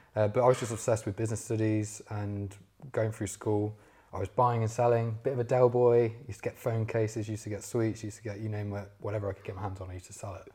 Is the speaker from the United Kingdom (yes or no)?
yes; Leicester, East Midlands, United Kingdom; moved away as an adult; now in London, United Kingdom; I'm from Leicester originally